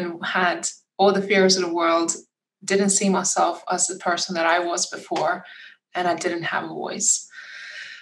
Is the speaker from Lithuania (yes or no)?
yes; Lithuania; moved away; my home country in Lithuania